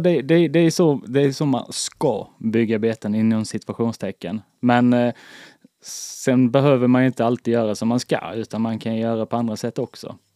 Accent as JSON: {"language": "Swedish", "region": "the Småland border near Blekinge", "country": "Sweden", "said": "jag kommer från alltså, Smålandsgränsen. Den var så nära Blekinge så jag har ju en, alltså, en liten skvätt i blodet. Det är liksom från Småland."}